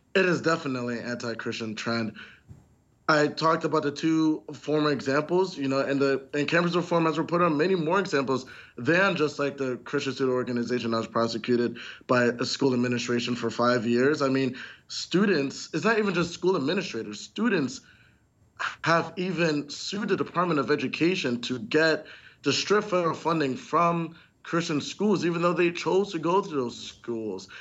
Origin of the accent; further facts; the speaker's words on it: New York City, New York, United States; I grew up in New York City